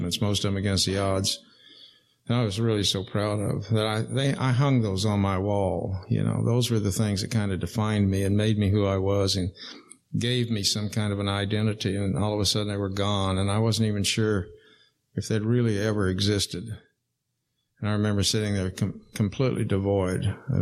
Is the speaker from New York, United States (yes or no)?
no; Wichita, Kansas, United States; I was born in Wichita, Kansas, September 1938.